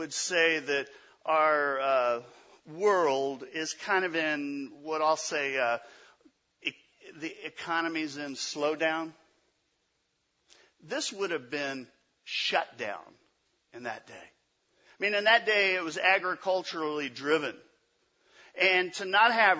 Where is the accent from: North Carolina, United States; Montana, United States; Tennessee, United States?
Tennessee, United States; Memphis; from Memphis, Tennessee. That's where I was born